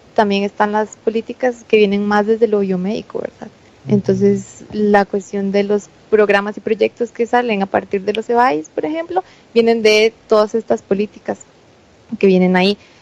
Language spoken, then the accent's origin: Spanish; Costa Rica; nuestra alimentación tradicional como costarricenses